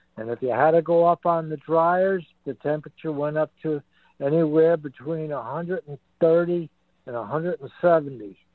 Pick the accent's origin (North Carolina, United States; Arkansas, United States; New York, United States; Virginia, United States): New York, United States; Long Island; moved away; I'm a Long Island Sounder